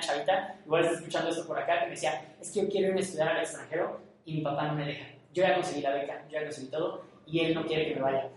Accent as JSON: {"language": "Spanish", "town": "Morelia", "region": "Michoacán", "country": "Mexico", "tie": "born or raised there", "moved": "as an adult", "lives_now": "Mexico City, Mexico", "said": "Como yo nací en Morelia, tengo que a fuerza ser moreliano"}